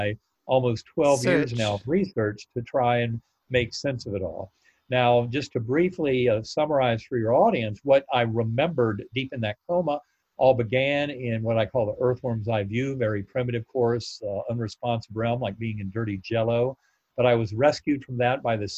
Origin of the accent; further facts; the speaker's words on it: North Carolina, United States; my Methodist church growing up in North Carolina